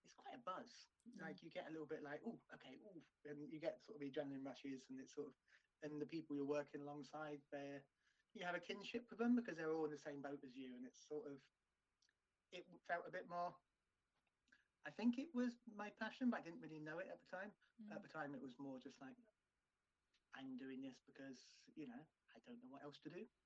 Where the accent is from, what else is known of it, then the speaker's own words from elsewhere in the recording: near Taunton, South West England, United Kingdom; which was down in Taunton, which was, you know, really near to my hometown.